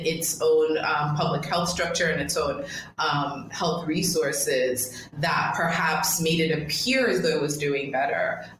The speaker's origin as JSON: {"language": "English", "country": "Sierra Leone", "moved": "yes", "lives_now": "Ghana", "said": "I'm not Ghanaian, I'm from Sierra Leone"}